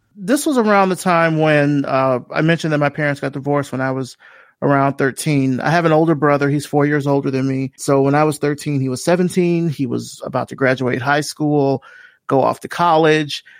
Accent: Selma, Alabama, United States; moved away as an adult; telling people I was from Selma

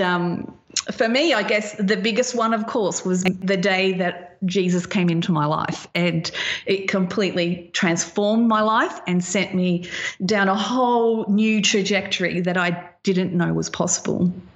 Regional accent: Australia

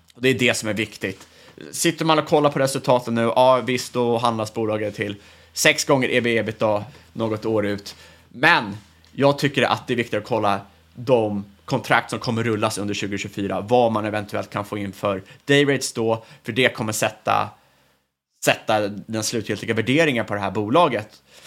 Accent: Sweden; som svensk

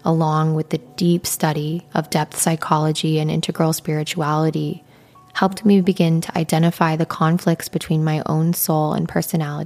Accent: Midwestern United States, United States; Growing up in the Midwestern United States

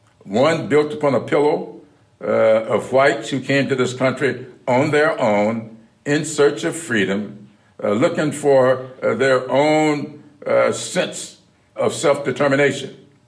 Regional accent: South Carolina, United States; We used to talk a lot early on about my experiences growing up in South Carolina, his experiences there in Delaware.

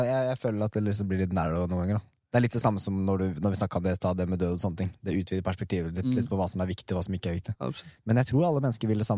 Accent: Røyken, Buskerud, Norway; Det {S0} er ganske røft miljø der jeg vokste opp i Røykna.

